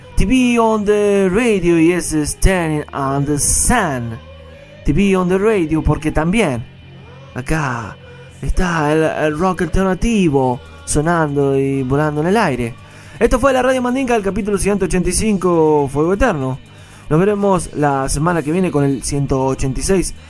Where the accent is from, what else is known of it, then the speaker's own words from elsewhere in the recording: Montevideo, Uruguay; de la Montevideo, de mi tierra, del Uruguay